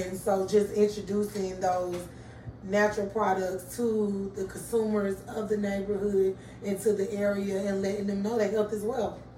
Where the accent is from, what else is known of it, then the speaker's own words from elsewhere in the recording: Atlanta, Georgia, United States; I'm from Pittsburgh